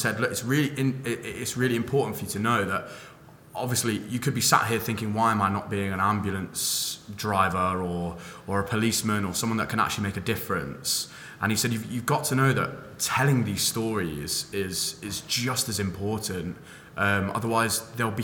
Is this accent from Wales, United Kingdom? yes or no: no; London, United Kingdom; moved away as an adult; now in Manchester, United Kingdom; I'm from London. I lived there until I was about 19.